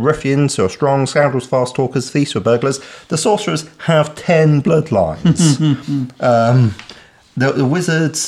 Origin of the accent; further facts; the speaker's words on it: United Kingdom; as a Brit